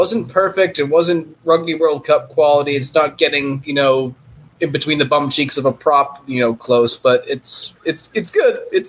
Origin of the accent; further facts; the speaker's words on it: Boston, Massachusetts, United States; a Bostonian pizza fan.